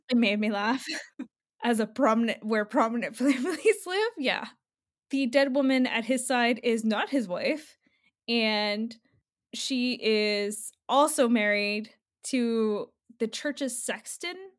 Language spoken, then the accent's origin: English; New Jersey, United States; I'm from Jersey